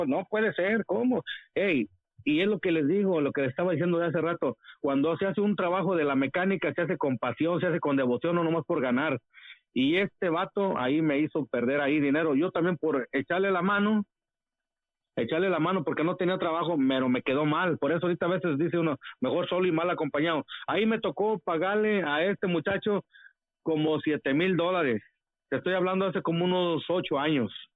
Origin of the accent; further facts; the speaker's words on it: Monterrey, Nuevo León, Mexico; moved away; also born or lived in Los Angeles, United States; soy el regio